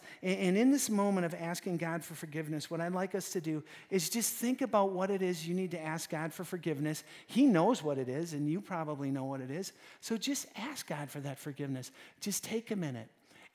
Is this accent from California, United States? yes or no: no; Wisconsin, United States; We're from Wisconsin